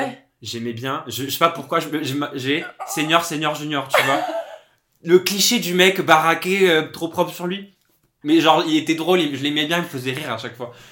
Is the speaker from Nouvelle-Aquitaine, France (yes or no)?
no; Corsica, France; moved away as an adult; also born or lived in Toulouse / Paris region; now in Paris, France; j'ai grandi en Corse.